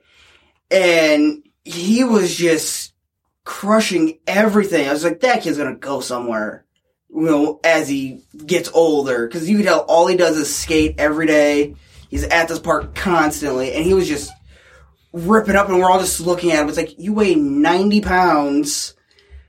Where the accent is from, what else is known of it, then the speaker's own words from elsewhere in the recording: Three Oaks, Michigan, United States; growing up in Three Oaks, of all fucking places, you know, it's a one-light town